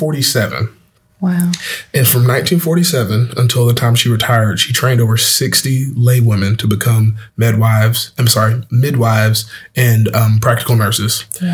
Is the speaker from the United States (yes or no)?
yes; Madison County, Alabama, United States; they started the first clinic in Madison County, Alabama, my hometown, for Black people.